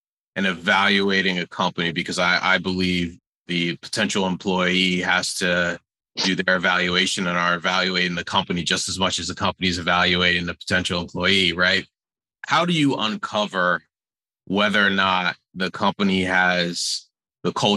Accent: New Jersey, United States; I'm born and raised in New Jersey

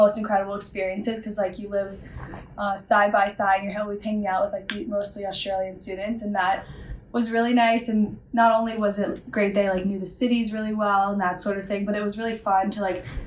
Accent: Washington, District of Columbia, United States; also born or lived in North Carolina; I'm from DC

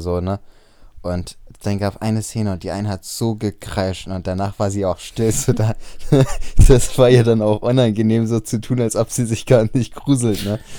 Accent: Bremen, Germany; bei uns in Bremen auf dem Freimarkt

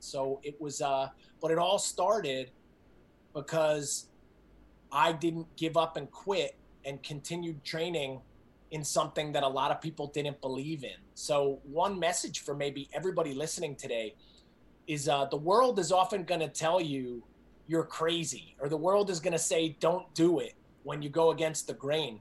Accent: New Jersey, United States; moved away as an adult; I grew up in New Jersey, outside of uh, New York City

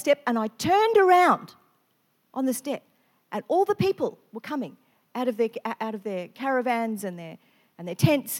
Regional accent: country western Victoria, Australia; now in Queensland, Australia; I grew up in Victoria, country western Victoria.

